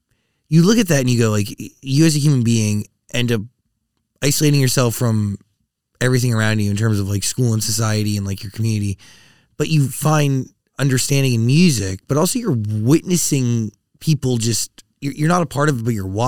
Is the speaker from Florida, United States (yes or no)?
no; Bloomington, Minnesota, United States; I grew up in Bloomington, Minnesota.